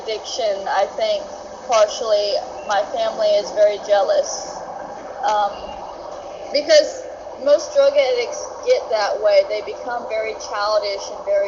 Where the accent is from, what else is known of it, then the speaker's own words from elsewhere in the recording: Jacksonville, Florida, United States; moved away as an adult; now in Los Angeles, United States; I'm from Jacksonville, Florida, but I'm in Los Angeles, California